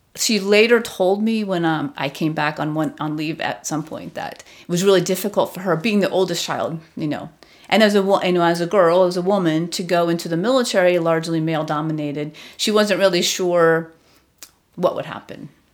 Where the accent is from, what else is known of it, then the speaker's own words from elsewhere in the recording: Southern California, United States; moved away as an adult; also born or lived in Long Beach, California; now in Washington, D.C., United States; So I grew up in Southern California, largely. I was born in Long Beach.